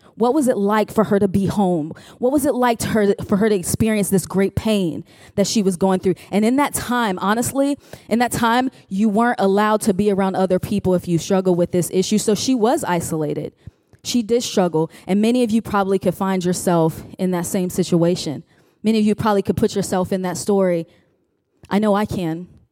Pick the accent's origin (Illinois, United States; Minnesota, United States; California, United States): Illinois, United States; Chicago; now in Richmond, United States; I am from Richmond, Virginia, originally from Chicago, home of Harold's Chicken